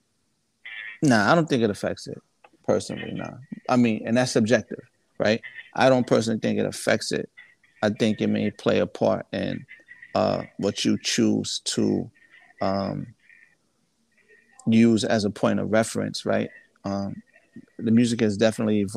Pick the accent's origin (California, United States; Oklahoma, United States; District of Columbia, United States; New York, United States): New York, United States; New Rochelle; also born or lived in Mount Vernon, New York / Virginia; I'm from Mount Vernon. I grew up in New Rochelle. Well, Mount Vernon, New Rochelle, and I spent some time in VA